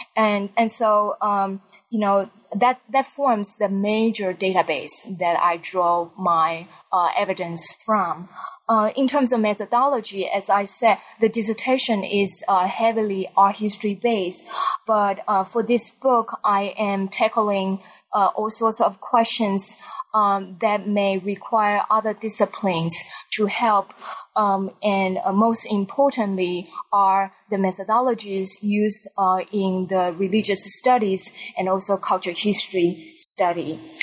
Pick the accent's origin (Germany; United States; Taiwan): Taiwan; moved away as an adult; I grew up in Taiwan